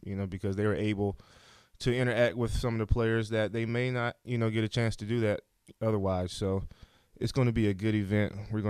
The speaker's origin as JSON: {"language": "English", "region": "Alabama", "country": "United States", "said": "I'm from Alabama."}